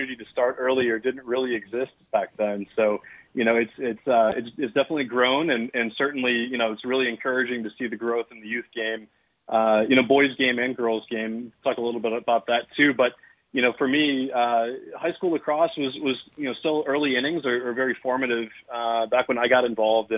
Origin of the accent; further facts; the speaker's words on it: Milwaukee, Wisconsin, United States; I grew up in the North Shore of Milwaukee